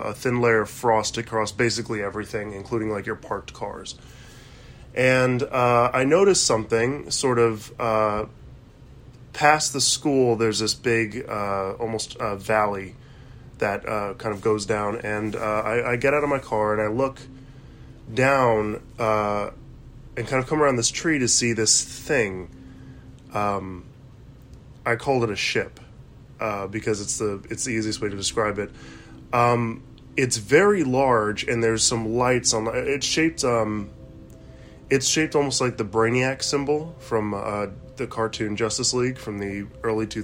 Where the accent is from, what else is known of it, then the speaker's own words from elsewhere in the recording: United States; As you can tell, I'm an American.